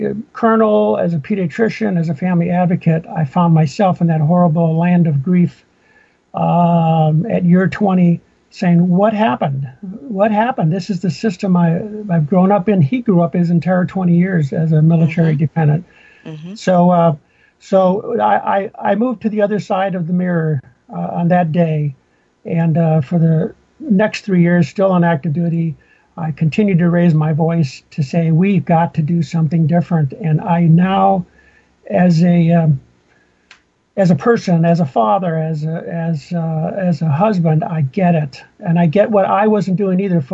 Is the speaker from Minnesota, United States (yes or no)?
yes; Minnesota, United States; moved away; also born or lived in Fort Lewis, Washington; I grew up in Minnesota